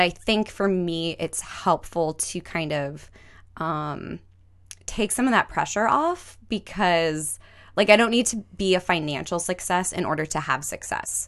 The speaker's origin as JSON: {"language": "English", "town": "Glendale", "region": "California", "country": "United States", "tie": "born or raised there", "moved": "yes", "said": "I grew up in Glendale"}